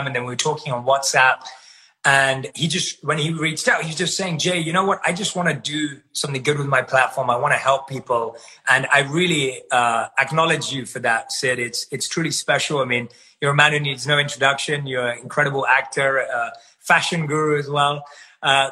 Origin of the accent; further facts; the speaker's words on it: London, United Kingdom; I'm born and raised in London